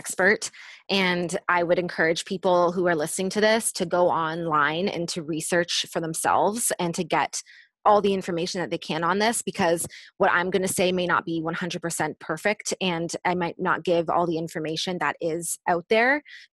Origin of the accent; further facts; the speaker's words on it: Canada; I'm from Canada